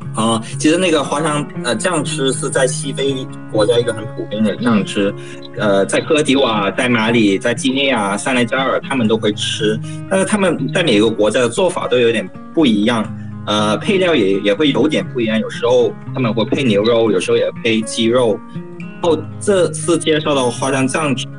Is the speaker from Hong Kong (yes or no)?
yes; Hong Kong; moved away as an adult; now in Côte d'Ivoire; 我是来自香港的，然后我最近这一年都在西非的科特迪瓦从事那个嗯。农业跟粮食的工作